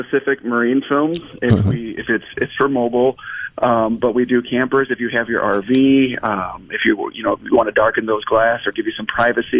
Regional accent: Chicago, Illinois, United States; moved away; I'm from Chicago originally.

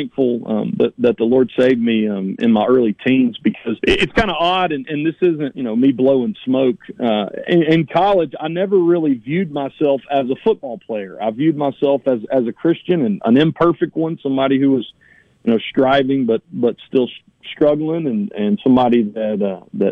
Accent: Laurel, Mississippi, United States; also born or lived in New Orleans, Louisiana; I was adopted and brought back to Laurel

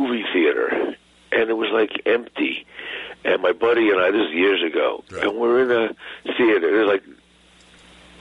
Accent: New York City, New York, United States; also born or lived in Fort Lee, New Jersey; I grew up in the city, and then my family moved to Fort Lee, which is as close to New York as you can get and still be in Jersey

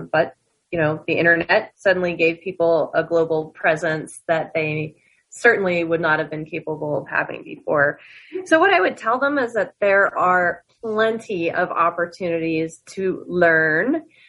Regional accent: New Jersey, United States; but I came from Jersey. A part of the Jersey.

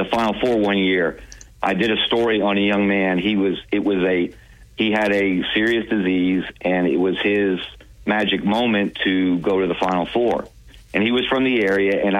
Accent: Pottsville, Pennsylvania, United States; now in Alabama, United States; I grew up in Pennsylvania

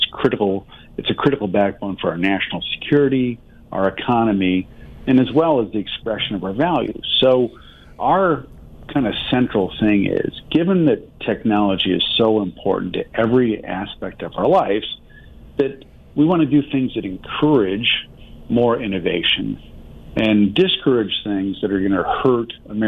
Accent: Michigan, United States; my home state is Michigan, and small manufacturing community.

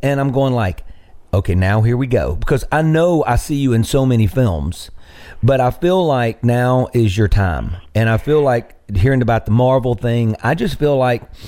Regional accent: Greenville, Mississippi, United States; moved away as an adult; also born or lived in Nashville; my hometown of Greenville

